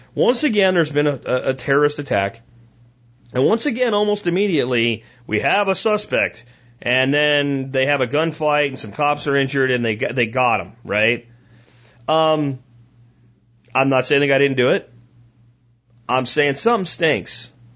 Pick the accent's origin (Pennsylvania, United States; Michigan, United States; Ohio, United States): Pennsylvania, United States; also born or lived in Florida; now in Texas, United States; I grew up in Pennsylvania, in a little coal town that I grew up in, and we had our little malls like in Pottsville and Frackville